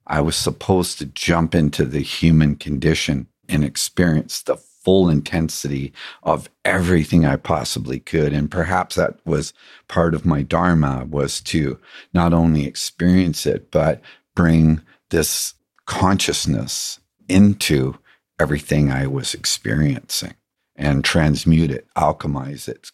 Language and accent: English; England, United Kingdom; growing up in England, there was a big pond